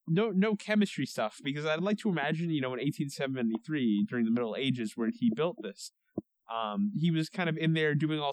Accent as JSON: {"language": "English", "town": "Haverhill", "region": "Massachusetts", "country": "United States", "said": "I'm from Haverhill, so this place is actually 10 minutes from my house."}